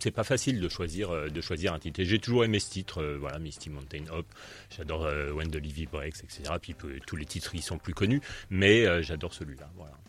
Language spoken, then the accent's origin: French; Paris, Île-de-France, France; je suis parisien